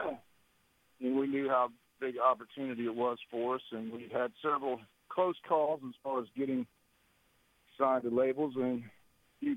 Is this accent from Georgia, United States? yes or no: no; Dallas-Fort Worth, Texas, United States; from Texas, Dallas-Fort Worth, Texas